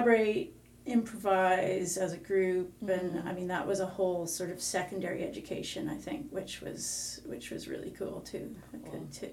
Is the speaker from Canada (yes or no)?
yes; Victoria, British Columbia, Canada; I'm from Victoria. Yeah, born and raised here, which is somewhat rare these days